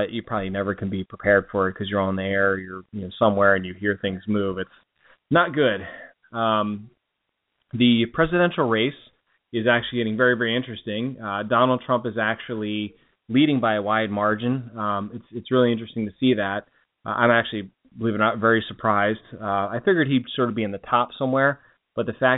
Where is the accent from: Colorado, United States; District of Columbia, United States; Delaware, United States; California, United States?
Delaware, United States; I'm from Delaware